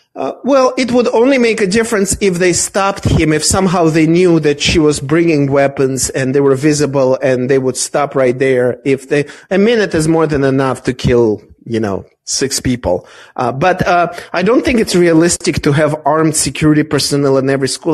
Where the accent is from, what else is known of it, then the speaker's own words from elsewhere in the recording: Israel; moved away; I grew up partially in Israel